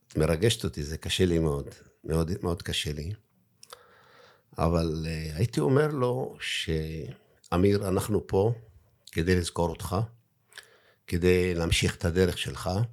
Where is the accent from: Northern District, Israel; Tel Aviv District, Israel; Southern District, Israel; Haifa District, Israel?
Haifa District, Israel; Daliyat al-Karmel